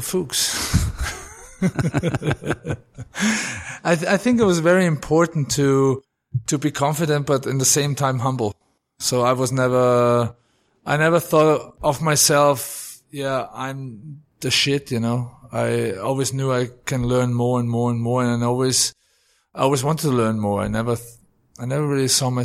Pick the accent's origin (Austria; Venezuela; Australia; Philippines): Austria; also born or lived in Germany / New York; now in England; In a little town called Sauten. We're like 500 people living there